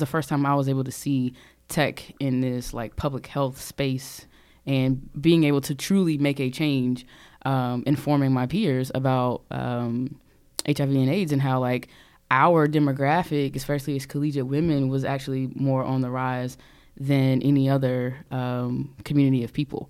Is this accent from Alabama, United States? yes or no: no; Charlotte, North Carolina, United States; also born or lived in Rocky Mount, North Carolina; I was born in Rocky Mount, North Carolina, which is a uh-huh. super small town. Most yeah. of my family's still there. Uh, and then I moved to Charlotte in second grade. So Charlotte to me is home